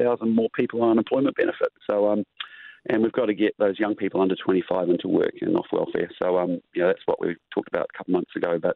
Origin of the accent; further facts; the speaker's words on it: Christchurch, Canterbury, New Zealand; I grew up in Christchurch